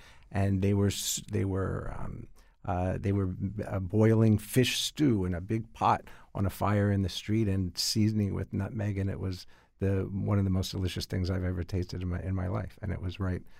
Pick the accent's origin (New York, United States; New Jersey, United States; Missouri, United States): New York, United States; New York City; I was from Manhattan.